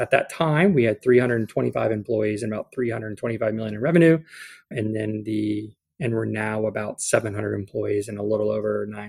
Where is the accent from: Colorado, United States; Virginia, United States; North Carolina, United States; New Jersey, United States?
North Carolina, United States; Camp Lejeune; born there; So I'm actually a military brat. My dad was a Marine. So I was born at Camp Lejeune. And got to bounce around a little bit while he did his 22 years